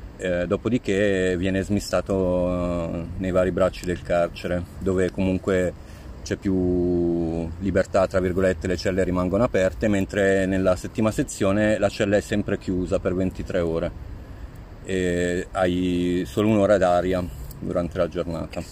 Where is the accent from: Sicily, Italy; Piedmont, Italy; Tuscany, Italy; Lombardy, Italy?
Lombardy, Italy; Pavia; moved away; also born or lived in Rome; i miei genitori sono di Pavia, io sono nato a Pavia, ma vivevo a Roma da 12 anni.